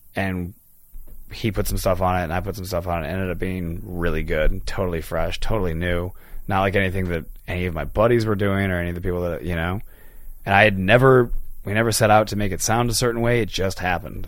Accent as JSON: {"language": "English", "town": "Chicago", "region": "Illinois", "country": "United States", "tie": "born or raised there", "said": "I didn't grow up in North Carolina. I grew up in Chicago"}